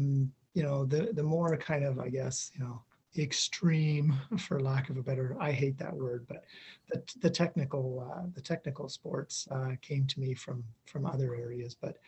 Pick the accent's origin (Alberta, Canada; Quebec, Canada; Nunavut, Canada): Nunavut, Canada; Iqaluit; also born or lived in Inuvik / Whitehorse; now in Edmonton, Canada; My parents, I grew up on Baffin Island lived in Iqaluit and then ended up in the Mackenzie Delta in Inuvik. I finished high school in Whitehorse in the Yukon.